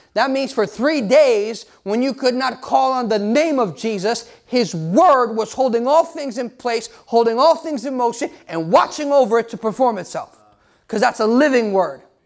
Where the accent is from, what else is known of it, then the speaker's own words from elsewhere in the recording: United States; I'm American too